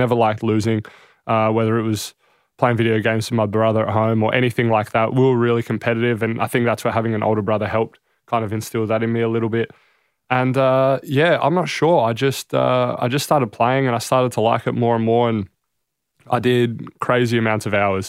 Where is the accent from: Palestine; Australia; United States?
Australia; Adelaide, South Australia; born there; So both my parents are born and raised in Greece for the most part. And I was born in Adelaide and here I am.